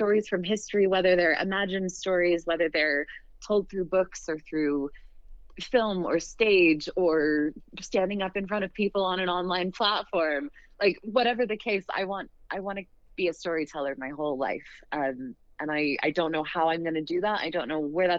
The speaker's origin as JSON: {"language": "English", "region": "Western United States", "country": "United States", "tie": "born or raised there", "said": "I grew up in the Western United States and sort of grew up with this Red Rock and cowboys and ranches and mines and ghost towns"}